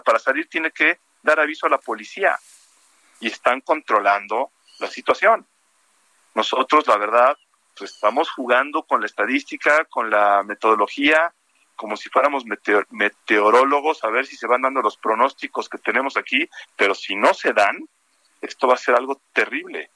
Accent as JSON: {"language": "Spanish", "country": "Mexico", "said": "todos somos mexicanos"}